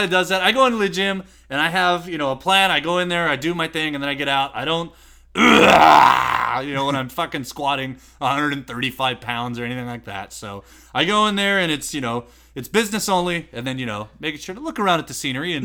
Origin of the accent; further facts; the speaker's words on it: San Diego, California, United States; I grew up in Encanto